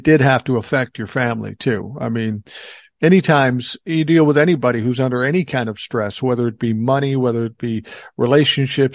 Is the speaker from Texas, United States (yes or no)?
no; Minneapolis, Minnesota, United States; I grew up in South Minneapolis